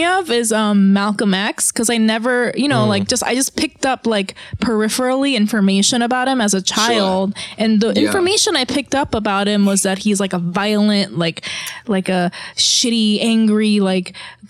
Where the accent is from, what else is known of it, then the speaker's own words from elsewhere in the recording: South Korea; I'm from Korea, and, like, Korean people most of them have, like, never, ever seen a black person in real life.